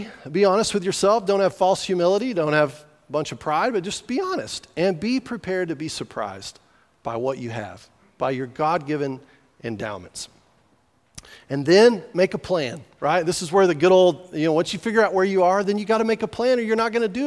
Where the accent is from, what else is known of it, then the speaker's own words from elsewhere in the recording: New Mexico, United States; I was from New Mexico.